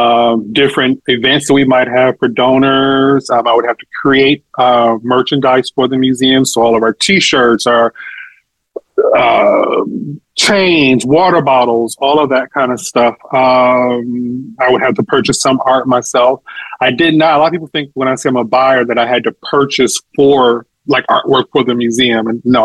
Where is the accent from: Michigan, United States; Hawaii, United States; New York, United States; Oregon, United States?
Michigan, United States; Detroit; moved away as an adult; also born or lived in Chiapas, Mexico; now in Texas, United States; I'm originally from Detroit, Michigan, the Renaissance City. I've spent years living here in Texas. I've also lived in Mexico for a number of years.